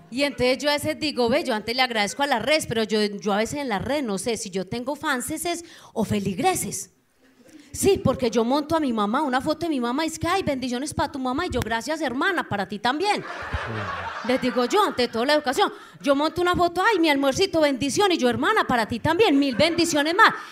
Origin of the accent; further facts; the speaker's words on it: Anorí, Antioquia, Colombia; moved away; yo vengo de un pueblo, yo soy de Anorí, nordeste Antioquia